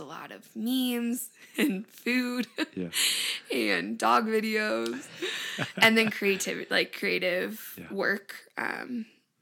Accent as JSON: {"language": "English", "town": "Findlay", "region": "Ohio", "country": "United States", "tie": "born or raised there", "also_born_or_lived": "Arizona", "moved": "yes", "said": "I was born in Findlay, Ohio, which is like northwest, kind of by Toledo, if you know where that is. We had a house growing up on the lake, on Lake Erie."}